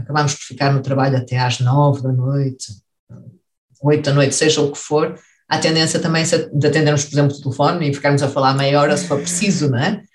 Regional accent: Vila Nova de Gaia, Norte, Portugal; moved away as an adult; also born or lived in Lisbon, Portugal; now in Heidelberg, Germany; cresci na cidade de Vila Nova de Gaia

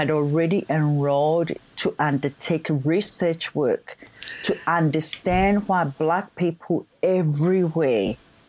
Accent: Ghana; English is a second language; moved away as an adult; now in Australia; Yeah, so I was born in Ghana, West Africa.

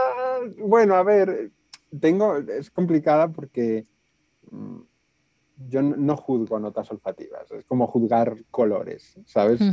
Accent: Aranda de Duero, Castile and León, Spain; yo nací en Aranda de ver un pueblo del sur de Burgos

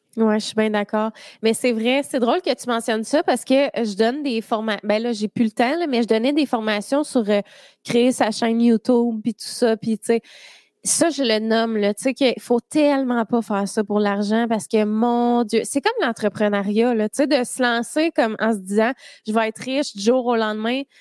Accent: Drummondville, Quebec, Canada; Je viens de Drummond

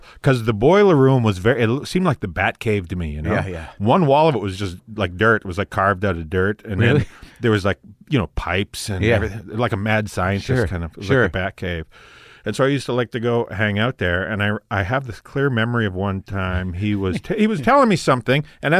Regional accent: Tisdale, Saskatchewan, Canada; My hometown, Tisdale, Saskatchewan, had this, they just changed it as of a couple of years

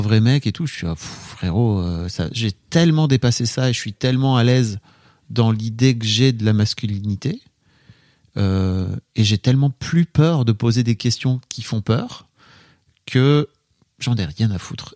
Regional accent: the North, Hauts-de-France, France; Je viens du Nord

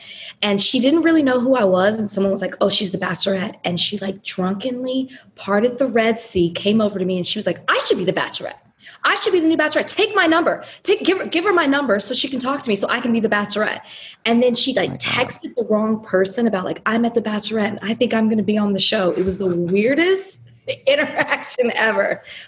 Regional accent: Dallas, Texas, United States; now in Miami, United States; Like, I'm from Dallas, and I'm disappointed.

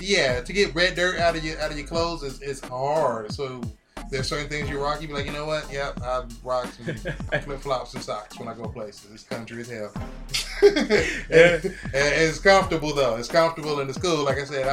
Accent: Georgia, United States; also born or lived in Ohio; I grew up in Georgia. So, like, you know, I'm born in Ohio, then I moved to Georgia.

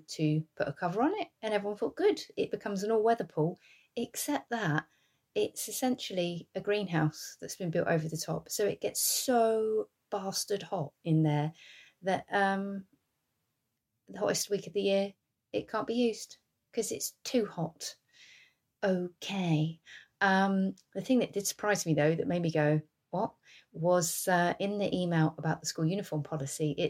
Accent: England, United Kingdom; I'm English. We don't have fans in our houses

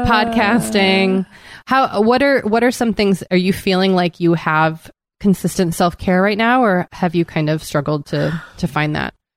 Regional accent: East Coast, United States; now in Los Angeles, United States; growing up in the East Coast and that still lingers.

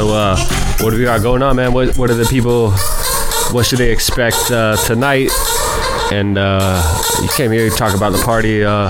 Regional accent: Pacific Northwest, United States; not necessarily my hometown or state, but my home region, the Pacific Northwest.

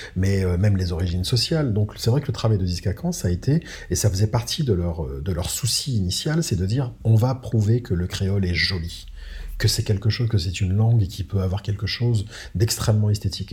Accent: Réunion; moved away as an adult; also born or lived in Madagascar; je suis, né, à Madagascar certes, mais je suis né français, j'ai grandi à La Réunion.

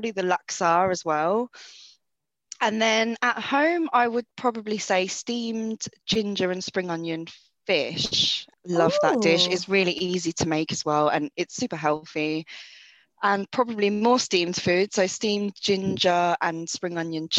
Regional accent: London, United Kingdom; I grew up in Northwest London. I'm still here.

